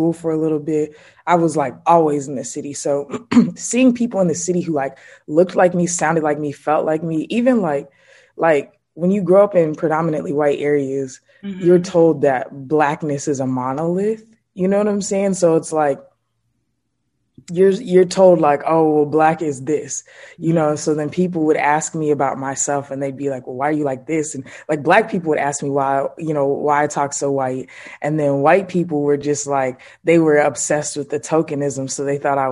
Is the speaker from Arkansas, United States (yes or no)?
no; Atlanta, Georgia, United States; I was born on the south side of Atlanta. It's like, I'm so proud of that. Yep. Born and raised in Atlanta